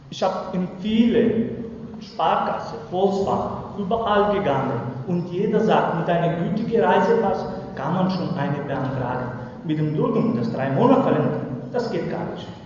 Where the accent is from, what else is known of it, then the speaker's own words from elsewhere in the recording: Kosovo; German is a second language; moved away as an adult; now in Freiburg, Germany; Normalerweise, ich bin in Kosovo geboren.